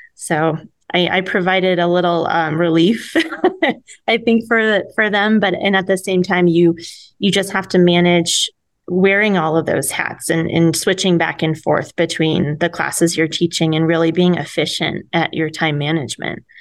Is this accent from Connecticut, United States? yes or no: yes; Connecticut, United States; moved away as an adult; also born or lived in New York City; now in Williams, Arizona, United States; I grew up in Connecticut